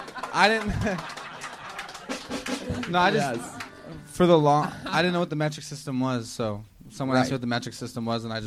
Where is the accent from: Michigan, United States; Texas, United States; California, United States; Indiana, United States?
California, United States; also born or lived in Alaska; I was born in Alaska. I was raised out here in the valley.